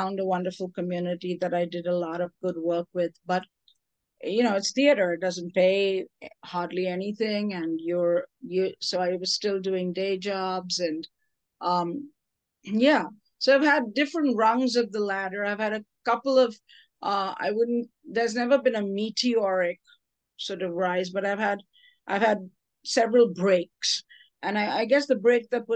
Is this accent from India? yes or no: yes; India; moved away; I'm from India, a whole other country